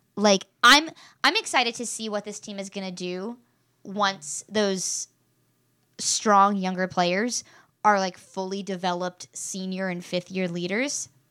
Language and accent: English; West Virginia, United States; I grew up in West Virginia